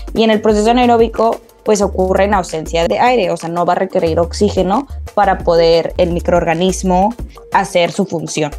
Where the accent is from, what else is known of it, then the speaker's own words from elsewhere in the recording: Monterrey, Nuevo León, Mexico; moved away as an adult; now in Melbourne, Australia; soy originaria de Monterrey, Nuevo León